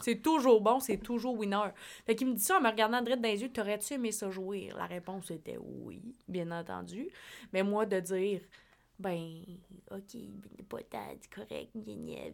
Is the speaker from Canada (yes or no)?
yes; La Pocatière, Quebec, Canada; also born or lived in Sept-Îles; moi, j'étais de la Pocatière